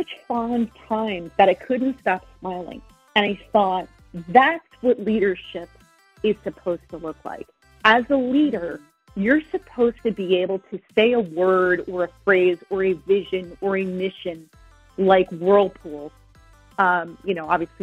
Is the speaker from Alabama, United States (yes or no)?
no; New Jersey, United States; I'm here in New Jersey, born and raised in New Jersey.